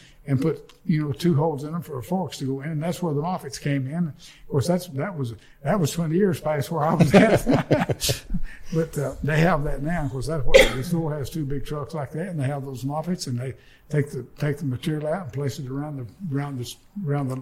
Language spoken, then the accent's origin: English; Northwest Alabama, United States; born or raised there